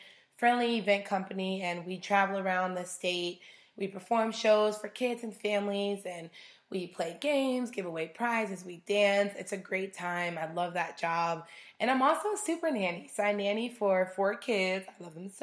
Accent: Arizona, United States; also born or lived in Chicago, Illinois; I moved to Arizona when I was about 7 years old

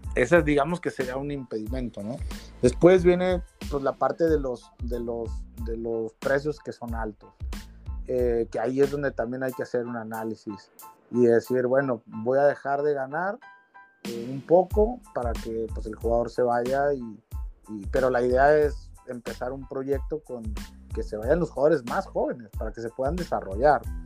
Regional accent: Mexico; esos somos los mexicanos

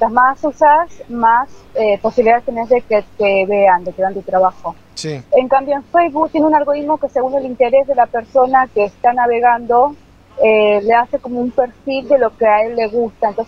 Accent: Florencio Varela, Buenos Aires Province, Argentina; De Ingeniero de la Carolina, de muy, muy, muy lejano.

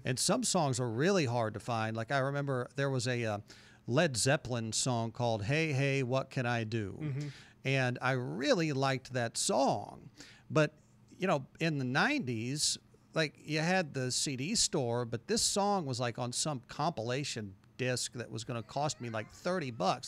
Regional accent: Carbondale, Illinois, United States; moved away as an adult; also born or lived in Du Quoin, Illinois; now in Murfreesboro, United States; moved to Carbondale in the second grade, and went to Carbondale school second grade through high school.

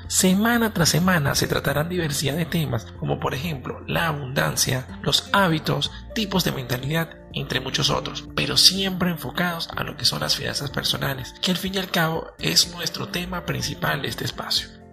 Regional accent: Venezuela; Soy un joven venezolano

